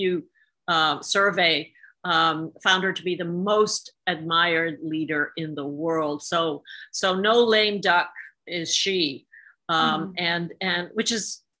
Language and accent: English; Hungary; moved away; I grew up in Soviet-occupied Hungary